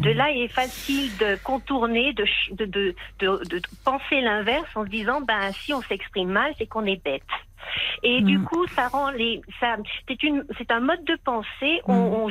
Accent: France; moved away as an adult; now in Helsinki, Finland; je suis française. J'habite en Finlande depuis 40 euh, ans.

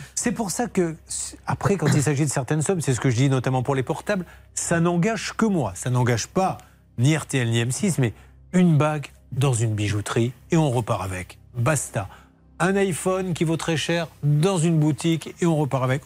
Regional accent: Bordeaux, Nouvelle-Aquitaine, France; je, ne suis même pas parisien, je suis bordelais.

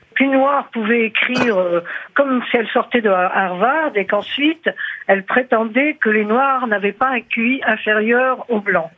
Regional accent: Egypt; moved away; je suis né en Égypte

